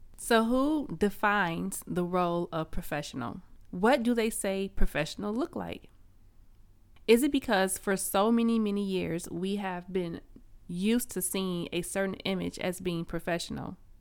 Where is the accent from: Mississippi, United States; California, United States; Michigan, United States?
Michigan, United States; Flint; I grew up in Flint, Michigan, which is a small town known as the Vehicle City.